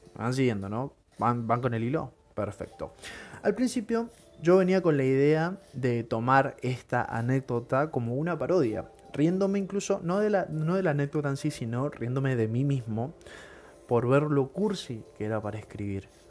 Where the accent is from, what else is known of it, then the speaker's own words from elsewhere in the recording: Argentina; te inculcan desde chiquito, si sos argentino